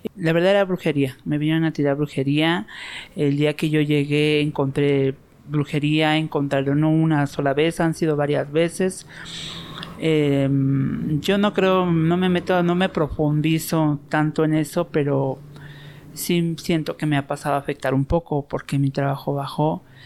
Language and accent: Spanish; Mexico City, Mexico; soy nativa de aquí de Culhuacán